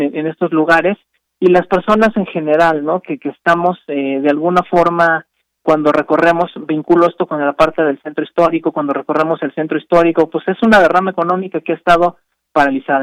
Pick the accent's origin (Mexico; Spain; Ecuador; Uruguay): Mexico; Mexico City; soy de la Ciudad de México